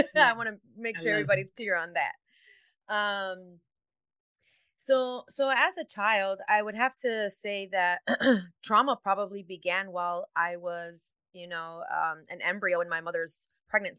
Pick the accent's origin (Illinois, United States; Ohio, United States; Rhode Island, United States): Illinois, United States; Chicago; I was born and raised in Chicago, in the city, not the outskirts